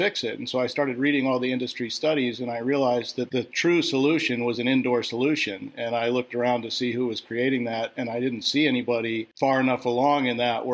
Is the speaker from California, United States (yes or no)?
yes; Southern California, United States; I grew up in Southern California.